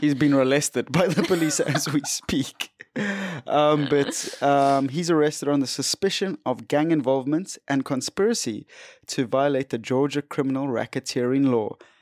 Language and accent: English; South Africa; we're South African